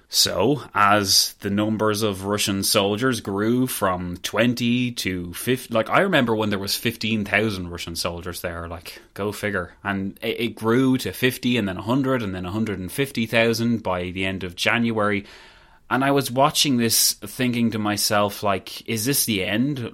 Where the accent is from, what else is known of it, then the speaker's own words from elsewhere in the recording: Ireland; I guess I'm not Irish